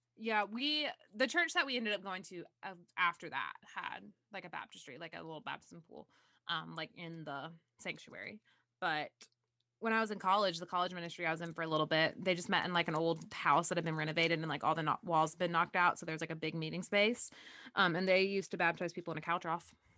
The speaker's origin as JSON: {"language": "English", "area": "the South", "region": "Southern United States", "country": "United States", "tie": "born or raised there", "said": "I have a lot of weird memories related to growing up in Southern religion"}